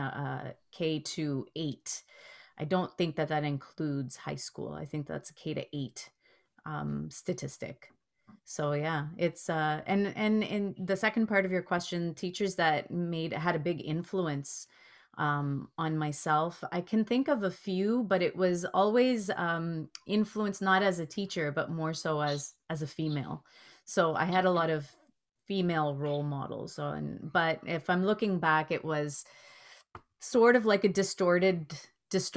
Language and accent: English; Toronto, Ontario, Canada; Never had a teacher that wasn't white growing up in Rexdale